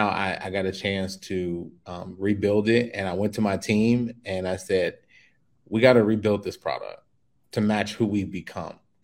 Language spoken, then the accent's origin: English; Chicago, Illinois, United States; moved away as an adult; now in Mexico; I was born and raised in Chicago